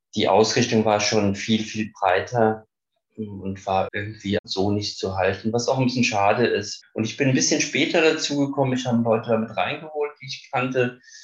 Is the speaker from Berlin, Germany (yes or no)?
no; Frankfurt, Hesse, Germany; ich komme aus Frankfurt